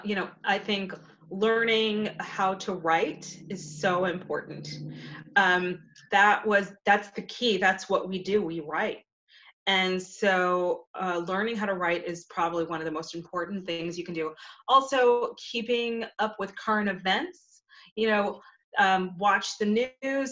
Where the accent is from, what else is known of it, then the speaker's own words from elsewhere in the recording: New Rochelle, New York, United States; moved away as an adult; now in Memphis, United States; I am from New Rochelle, New York.